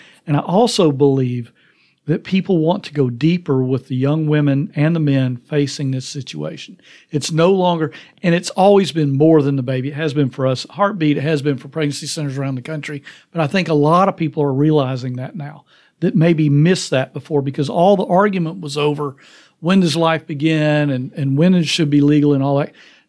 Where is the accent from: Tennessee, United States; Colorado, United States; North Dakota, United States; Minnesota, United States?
Tennessee, United States; you know, in our state, because I'm from Tennessee, because we've got a trigger law